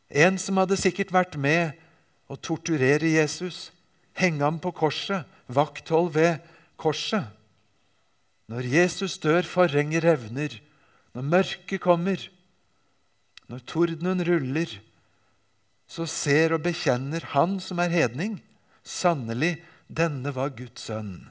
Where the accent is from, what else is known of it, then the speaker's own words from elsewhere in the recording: Japan; Jeg vokste altså opp i Japan og har av og til med meg bilder og viser dem fra min oppvekst der.